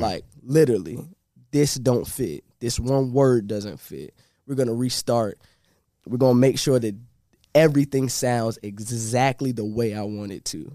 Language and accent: English; Norfolk, Virginia, United States; Originally, I'm from Norfolk, and I grew up in a place called Park Place